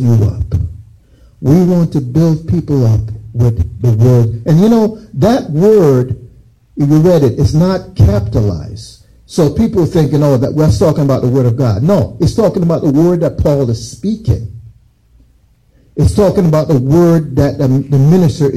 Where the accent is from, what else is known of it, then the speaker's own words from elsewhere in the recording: Jamaica; also born or lived in United States; I grew up in Jamaica